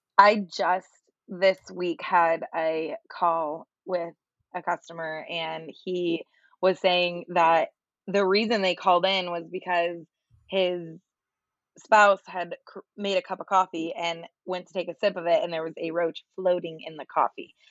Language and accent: English; Florida, United States; also born or lived in New York; I lived in New York for a while, but I was born and raised in Florida